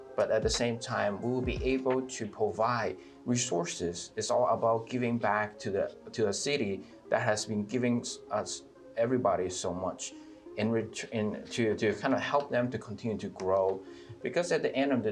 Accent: Atlanta, Georgia, United States; Being a minority, and also growing up in Atlanta

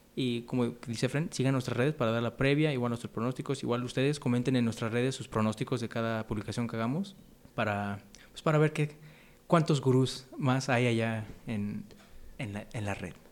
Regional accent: Mexico; nosotros mexicanos

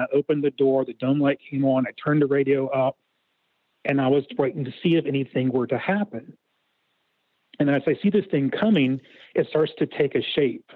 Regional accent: Ohio, United States; I'm from Ohio

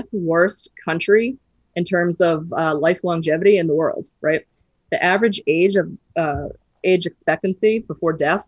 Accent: Boston, Massachusetts, United States; I'm from Boston

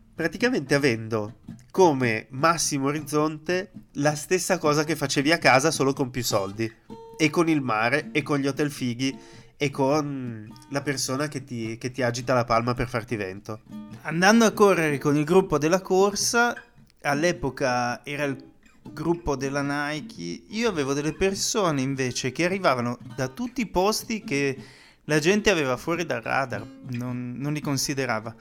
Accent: Pordenone, Friuli-Venezia Giulia, Italy; moved away as an adult; also born or lived in London / Dubai / Amsterdam; now in Madrid, Spain; vorrei ricreare qui la stessa dinamica che avevo a Pordenone

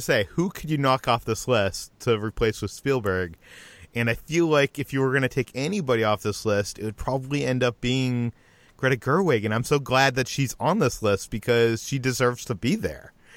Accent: Boston, Massachusetts, United States; I grew up in Boston

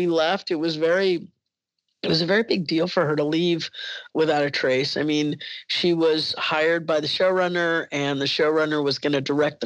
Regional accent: Alabama, United States; I went to high school in Alabama

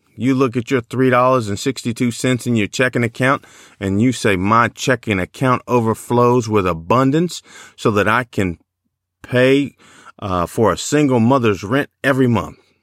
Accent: Chicago, Illinois, United States; I grew up in Chicago

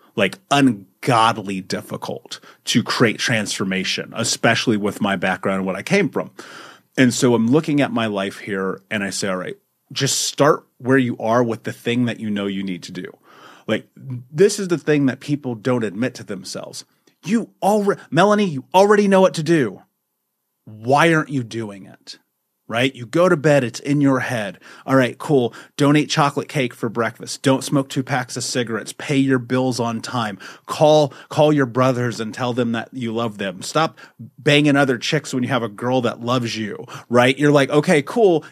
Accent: Indianapolis, Indiana, United States; I grew up in America, in Indianapolis, in the fucking United States

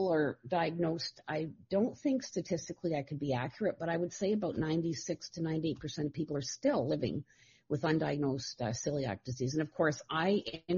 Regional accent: Toronto, Ontario, Canada; now in North Bay, Canada; I was born and raised in Toronto, but we moved to North Bay in the early 70s.

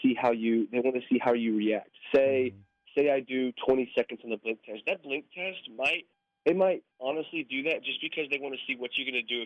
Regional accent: Colorado, United States; moved away as an adult; now in Kansas, United States; growing up in Colorado, you know, I was around the Denver Broncos.

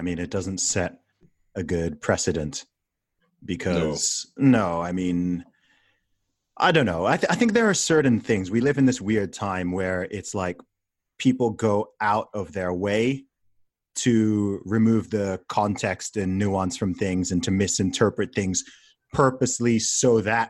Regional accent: Saudi Arabia; I mean, I grew up in Saudi Arabia, right? So I know that laws like that exist out there

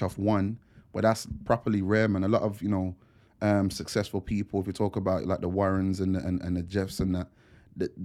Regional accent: Wolverhampton, West Midlands, United Kingdom; being from Wolves

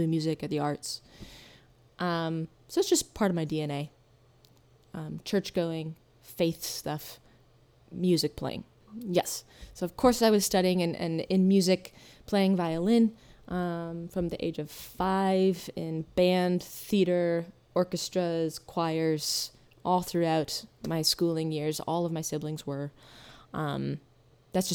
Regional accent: Hastings, Michigan, United States; I grew up in Southwest Michigan, in Hastings, Michigan.

